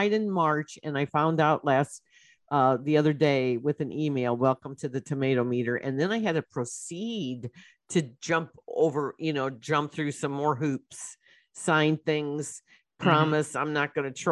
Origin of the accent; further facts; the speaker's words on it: Belleville, Illinois, United States; they are in my hometown